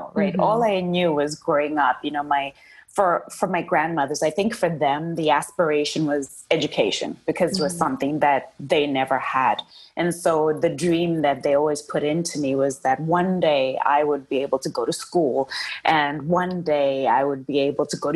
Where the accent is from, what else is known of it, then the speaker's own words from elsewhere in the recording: Zimbabwe; I am from Zimbabwe. And actually, I was born at that time, it was called Rhodesia